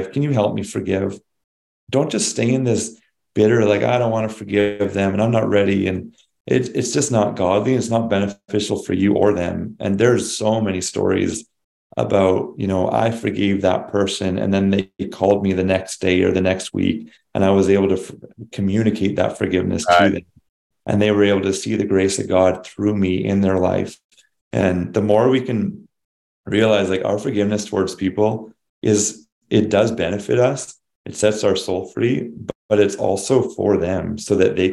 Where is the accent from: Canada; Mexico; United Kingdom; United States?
Canada; we're Canadian